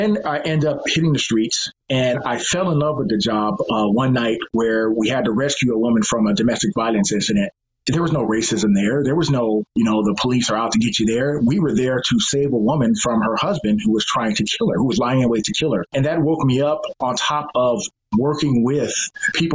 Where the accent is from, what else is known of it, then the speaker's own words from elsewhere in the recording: Los Angeles, California, United States; growing up in the Los Angeles area